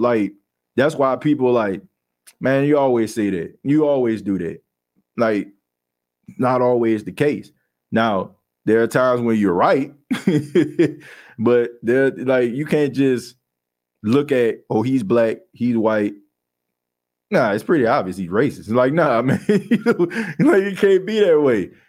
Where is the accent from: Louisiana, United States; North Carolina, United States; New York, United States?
Louisiana, United States; New Orleans; I grew up in the Ninth Ward